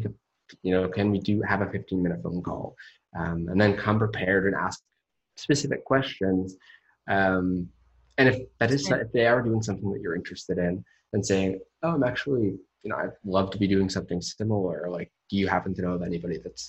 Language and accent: English; Menlo Park, California, United States; moved away as an adult; now in Austin, Texas, United States; I grew up in Menlo Park with Facebook